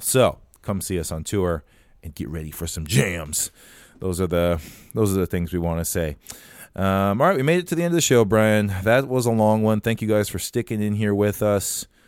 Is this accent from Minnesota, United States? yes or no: yes; Farmington, Minnesota, United States; also born or lived in Nebraska; fifteen minutes away from where I grew up in Farmington, Minnesota.